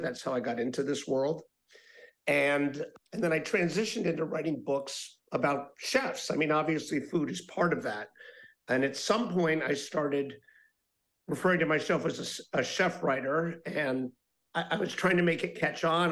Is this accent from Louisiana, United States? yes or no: no; Miami, Florida, United States; I'm talking to you today from my hometown of Miami, Florida. And, you know, when I was growing up here